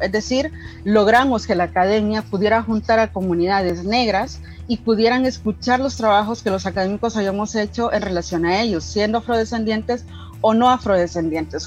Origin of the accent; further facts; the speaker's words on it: El Salvador; soy afro salvadoreña